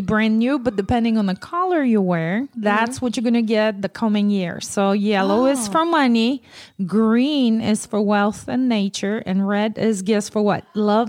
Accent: Poland; moved away; I'm from Poland.

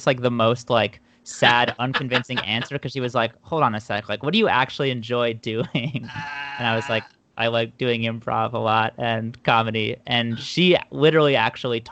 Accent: Philadelphia suburbs, Pennsylvania, United States; moved away as an adult; now in New York City, United States; I'm from the Philadelphia suburbs

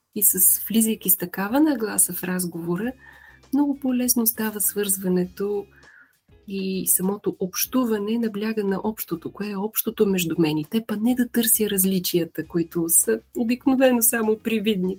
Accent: Vidin, Vidin Province, Bulgaria; also born or lived in Veliko Tarnovo, Bulgaria; now in Sofia, Bulgaria; съм родом от Видин

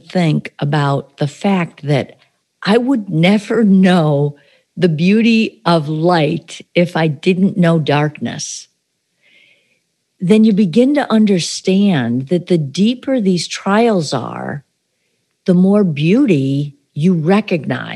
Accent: upstate New York, United States; now in Florida, United States; my hometown in upstate New York

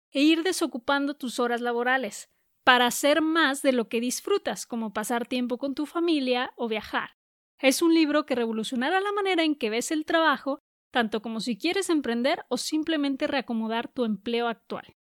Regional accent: Guadalajara, Jalisco, Mexico; que queda como a cuatro horas y media de Guadalajara, que es de donde soy

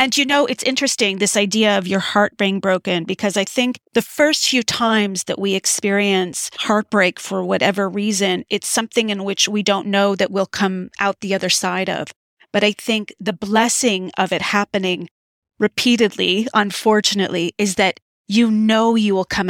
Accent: France; born there; I was born in France, Syrian American.

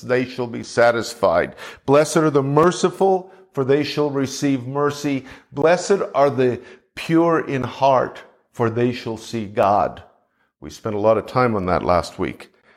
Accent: Canada; now in United States; I'm a Canadian

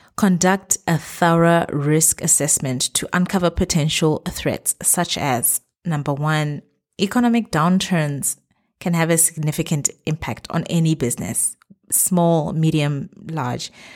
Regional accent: Botswana; moved away as an adult; now in Middle East; my home country, Botswana.

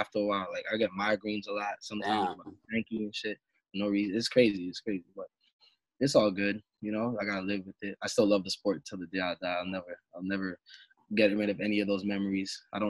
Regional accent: Brampton, Ontario, Canada; It was growing up in Brampton was a little bit different from Toronto, but a little bit the same.

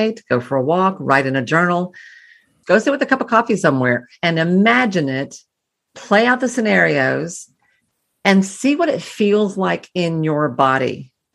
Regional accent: the South, Southern United States, United States; I'm a Southerner

